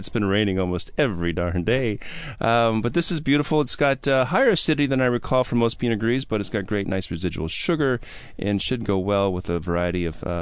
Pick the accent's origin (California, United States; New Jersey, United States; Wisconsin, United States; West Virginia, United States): Wisconsin, United States; Milwaukee